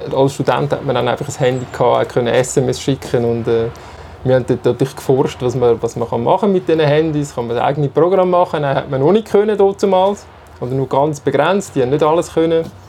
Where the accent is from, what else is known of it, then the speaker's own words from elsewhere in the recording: Zurich, Switzerland; Ich bin äh, in Zürich aufgewachsen, in der Nähe vom Radiostudio, vom, Nähe vom Bucheckplatz